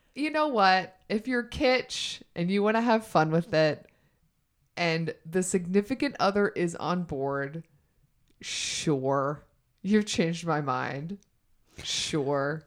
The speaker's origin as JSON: {"language": "English", "region": "the South", "country": "United States"}